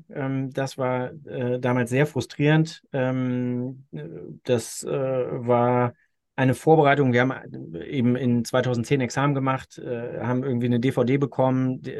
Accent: Austria; ich kann mich als Österreicher daran äh, so weit orientieren, wie die deckungsgleich sind mit dem, was ich in Österreich vorfinde

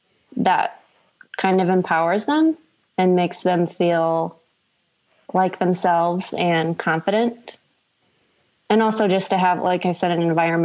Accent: Michigan, United States; now in Chicago, United States; Well, I moved to Chicago from Michigan in 2008

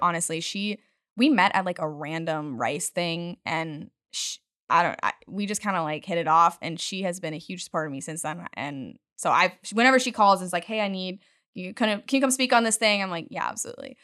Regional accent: Utah, United States; now in Houston, United States; I'm from the mountains. I grew up in Utah

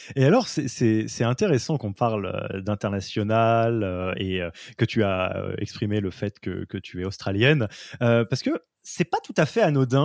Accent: France; en tant que Français

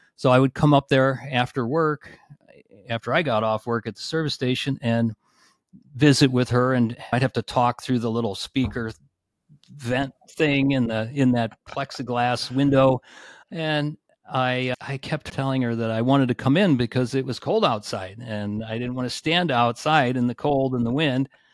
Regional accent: suburb of Cleveland, Northeast Ohio, United States; I grew up in Northeast Ohio, in a suburb of Cleveland, so a little bit west of Cleveland.

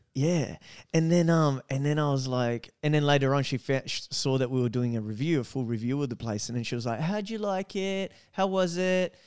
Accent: Australia; we're Australian

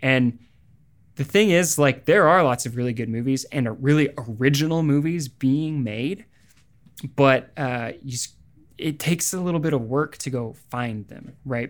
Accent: Springfield, Missouri, United States; moved away; also born or lived in Los Angeles; my hometown of Springfield, Missouri

